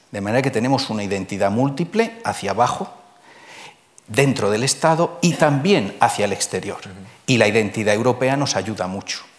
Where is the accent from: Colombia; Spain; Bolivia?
Spain; Somos españoles